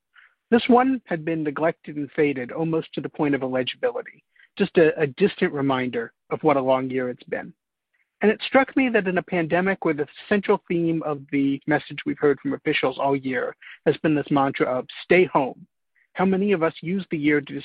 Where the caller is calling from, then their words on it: Muir Woods, California, United States; today, I'm calling today from the Redwoods of Muir Woods, where I haven't been in years and years.